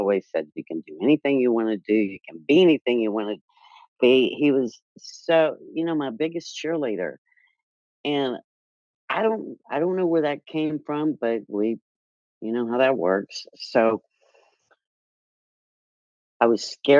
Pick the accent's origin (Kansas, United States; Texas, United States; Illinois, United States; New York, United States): Texas, United States; Comanche; I was born and raised in Comanche, Texas